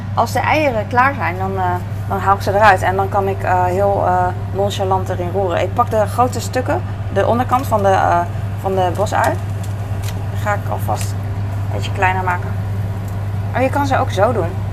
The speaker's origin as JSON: {"language": "Dutch", "country": "Netherlands", "said": "als Nederlander"}